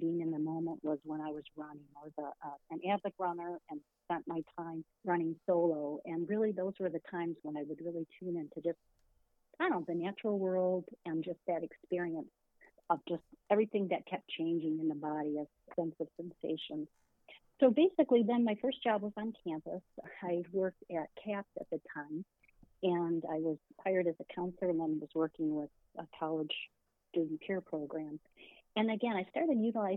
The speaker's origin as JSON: {"language": "English", "region": "Michigan", "country": "United States", "tie": "born or raised there", "said": "I was born right here in the Mitten State of Michigan, and I grew up in a large family"}